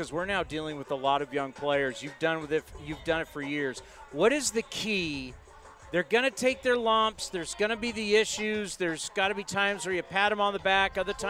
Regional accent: San Diego, California, United States; when I was growing up in San Diego

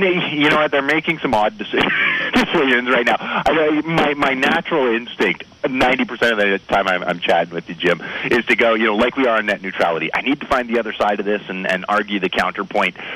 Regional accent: Canada; I am Canadian

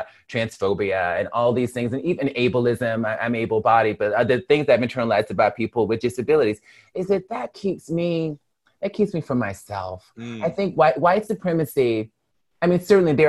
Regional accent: Mobile, Alabama, United States; also born or lived in Birmingham, Alabama; now in Los Angeles, United States; I am a Black woman born and raised in Mobile, Alabama

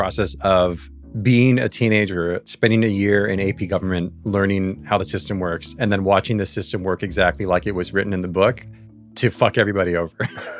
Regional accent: Diamond Bar, California, United States; moved away as an adult; now in Brooklyn, United States; I grew up in Diamond Bar. It's a suburb at the border between Los Angeles, Orange County, and the Inland Empire in Southern California.

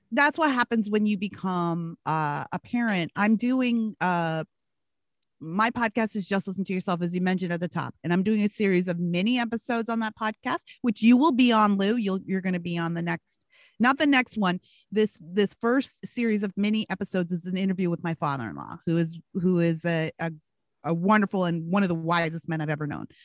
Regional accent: Canada; also born or lived in Washington, D.C., United States / Gary, Indiana, United States; now in California, United States; i grew up in rural canada i split my time between rural canada and, and the inner city of washington d.c where my dad lived

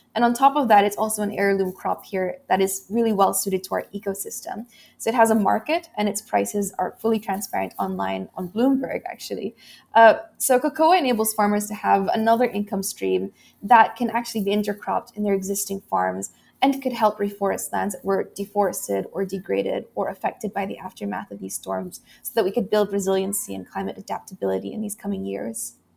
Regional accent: Philippines; this typhoon had destroyed about eighty percent of agricultural land in my hometown

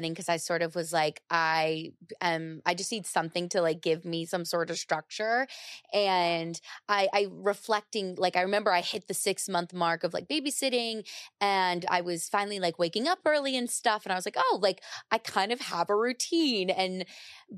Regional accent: United States; I grew up right outside of New York

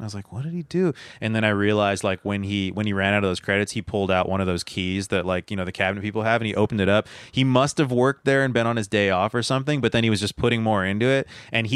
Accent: Azusa, California, United States; I grew up in Azusa.

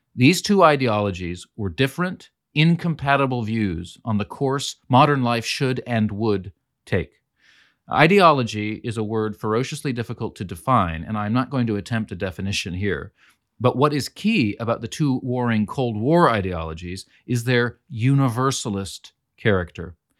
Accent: California, United States; also born or lived in northern Greece; I'm also from California, an American

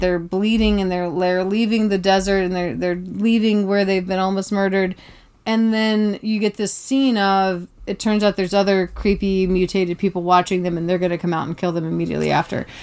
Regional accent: Tybee Island, Georgia, United States; I came from Tybee Island, Georgia

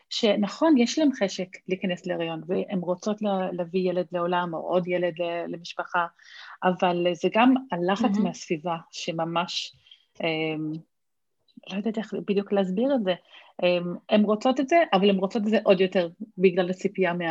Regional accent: Australia; now in Israel; אני, כאילו, מכיוון שגדלתי באוסטרליה וכאילו זה התרבות שלי, הייתי ממש בשוק

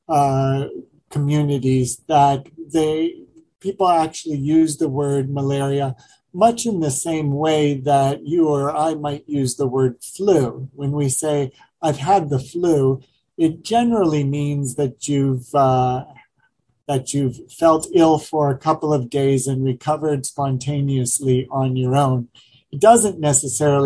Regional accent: northeastern Ohio, United States; I grew up just west of New York in a small town in northeastern Ohio.

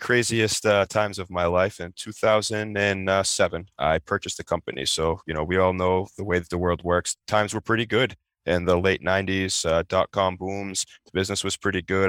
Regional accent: Peabody, Massachusetts, United States; also born or lived in Revere, Massachusetts; my parents purchased a home in Peabody, Mass. Um, that's where I grew up

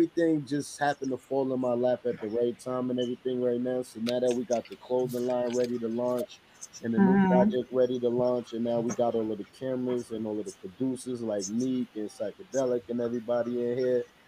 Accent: New York City, New York, United States; I'm from Queens, New York

